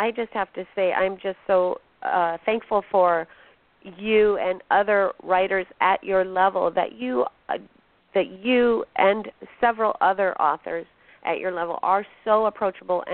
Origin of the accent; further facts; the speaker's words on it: Phoenix, Arizona, United States; moved away; I'm from Phoenix originally